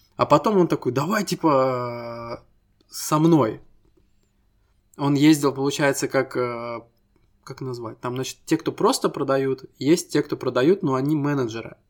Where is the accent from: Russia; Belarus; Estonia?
Estonia; Мы ребята из Эстонии